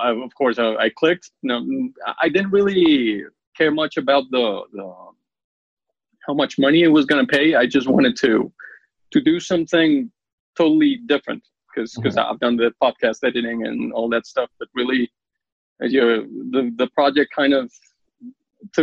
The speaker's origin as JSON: {"language": "English", "country": "Colombia", "said": "I'm from Colombia"}